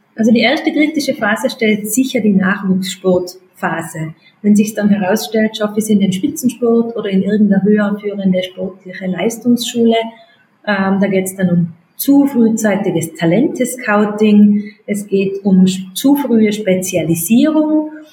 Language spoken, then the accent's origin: German; Austria; bei uns in Österreich